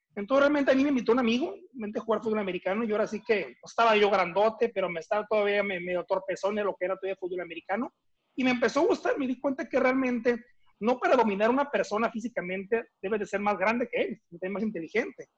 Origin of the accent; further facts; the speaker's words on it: Mexicali, Baja California, Mexico; also born or lived in Tampico, Tamaulipas; yo nací en Tampico, Tamaulipas, así como bien lo dices, pero nunca personalmente viví en Tampico. Okay. los dos, tres meses de edad, mis padres se fueron a, radicar a Mexicali, Baja California